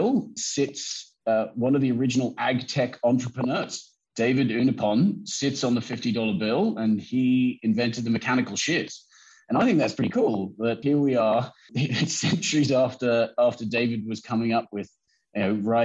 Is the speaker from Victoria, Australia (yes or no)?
yes; Western District, Victoria, Australia; growing up in the Western District